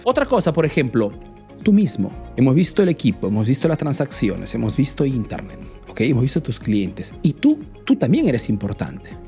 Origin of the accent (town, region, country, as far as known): Peru; now in Italy